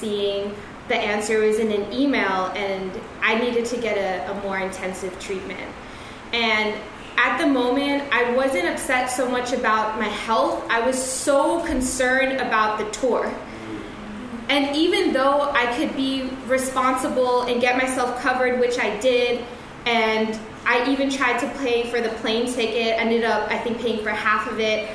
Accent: New York City, New York, United States; I'm a New Yorker

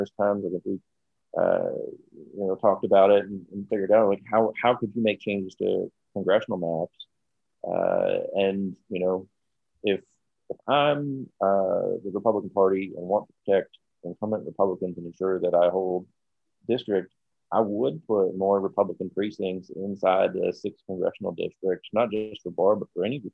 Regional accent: United States; me as an American

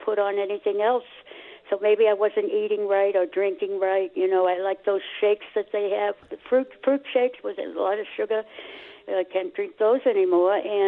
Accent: Boston, Massachusetts, United States; because I grew up in Dorchester.

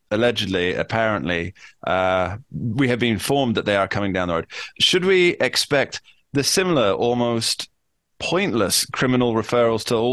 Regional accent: United States; I'm an American.

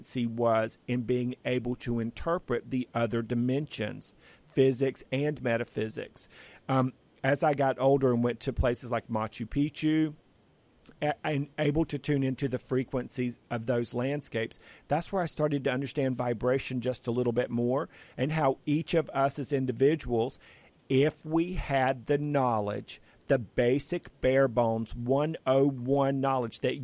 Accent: North Carolina, United States; I grew up in North Carolina, out in the country

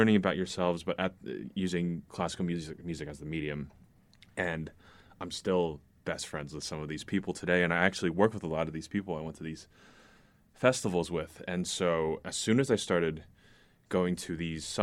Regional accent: New Jersey, United States; moved away as an adult; also born or lived in New York City / Fort Lee, New Jersey / Tenafly, New Jersey / Los Angeles; now in Indianapolis, United States; So I was born in New York City, and the first 2 years of my life, I grew up in Washington Heights, but I have to be honest. My parents did move out to North Jersey

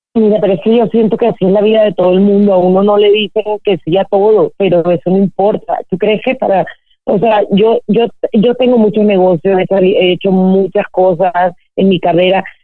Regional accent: Colombia; yo crecí en Colombia en esa época

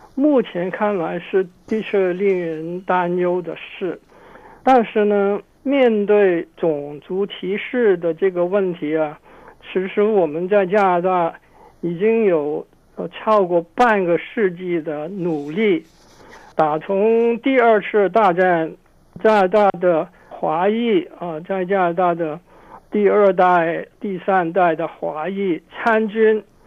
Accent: Hong Kong; now in Canada; 我从香港来

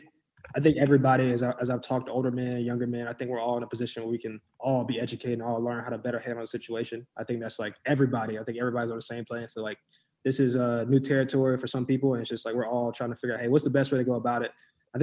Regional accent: South Carolina, United States; we're from South Carolina

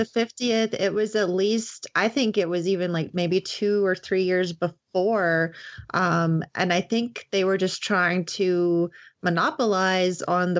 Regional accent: Kentucky, United States; I'm from Kentucky

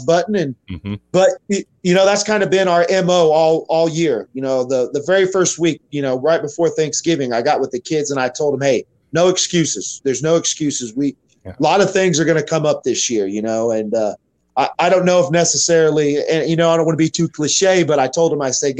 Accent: Carthage, Missouri, United States; moved away as an adult; also born or lived in Wichita, Kansas; now in Liberal, United States; where I grew up, was a little old town called Carthage, Missouri

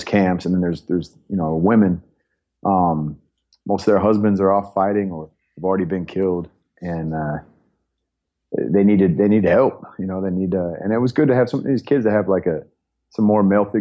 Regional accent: Bay Area, California, United States; I grew up in California, up in the Bay Area

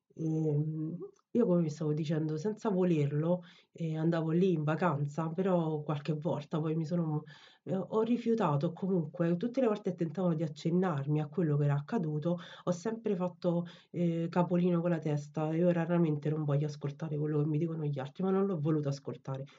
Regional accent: Naples, Campania, Italy; now in Rome, Italy; io sono napoletana, secondo me oggi più che mai si sente

